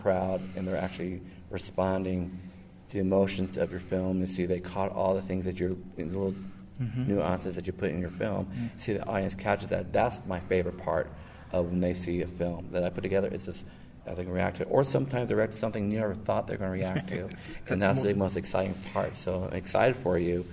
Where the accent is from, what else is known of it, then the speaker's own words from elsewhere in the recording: Hawaii, United States; I'm from Hawaii as well